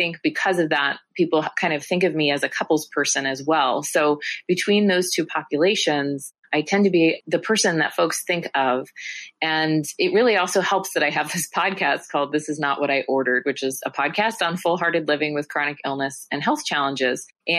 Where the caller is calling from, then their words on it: San Francisco, California, United States; I'm joining you from San Francisco, California.